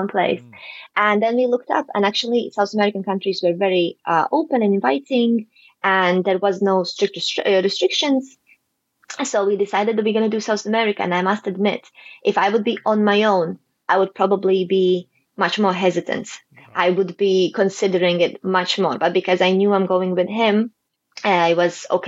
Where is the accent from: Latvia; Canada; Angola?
Latvia; moved away as an adult; also born or lived in Huelva, Spain; now in Gibraltar; I'm originally from Latvia